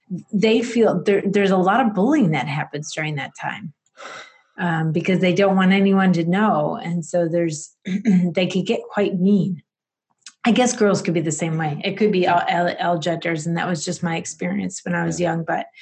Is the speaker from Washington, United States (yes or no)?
no; Rochester, New York, United States; I'm in Rochester, New York. So it's upstate New York in the western side